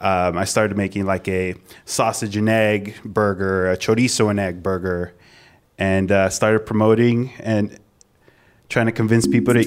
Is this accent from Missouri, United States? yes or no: no; Southern California, United States; growing up in Southern California.